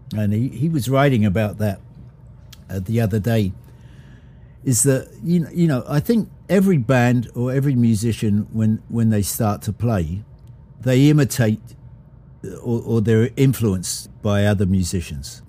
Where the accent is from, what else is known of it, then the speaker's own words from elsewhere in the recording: Brighton, South East England, United Kingdom; now in United States; come down to Brighton in my hometown